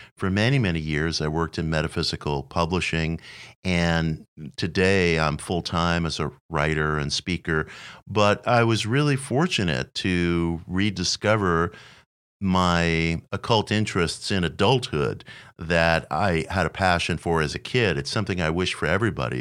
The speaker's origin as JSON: {"language": "English", "town": "New York City", "region": "New York", "country": "United States", "tie": "born or raised there", "said": "I was a kid growing up in Queens at age nine"}